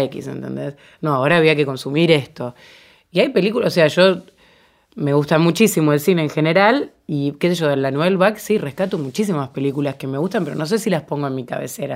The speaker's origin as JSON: {"language": "Spanish", "town": "Venado Tuerto", "region": "Santa Fe", "country": "Argentina", "said": "Yo cuando tenía 12 años, yo soy de Venado Tuerto"}